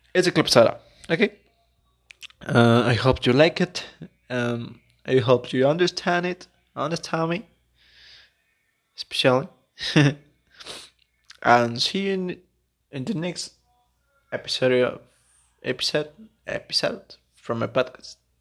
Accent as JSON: {"language": "English", "country": "Mexico", "tie": "born or raised there", "also_born_or_lived": "Puebla", "second_language": "English", "said": "I was born in Mexico, and I'm living in the Puebla city with my friend David."}